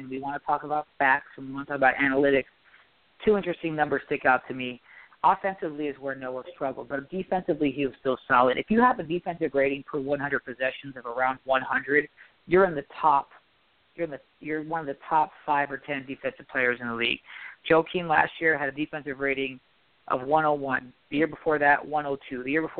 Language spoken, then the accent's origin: English; New York, United States; So growing up in New York, playing, watching the Knicks, you know that this fan base is starved for a championship.